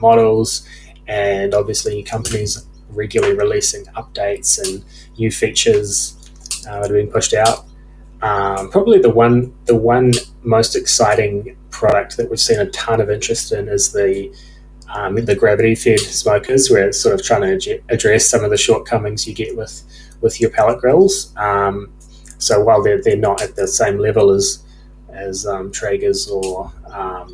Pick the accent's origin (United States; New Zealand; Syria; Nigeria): New Zealand; now in Australia; growing up in New Zealand and then moving over to Australia